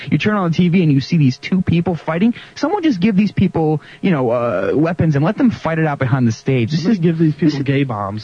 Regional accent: New York, United States; I'm, I'm a New Yorker. I was born and raised in New York. I've always lived here

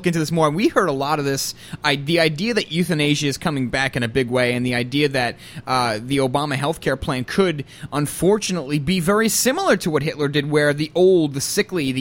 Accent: New York, United States; being a New Yorker

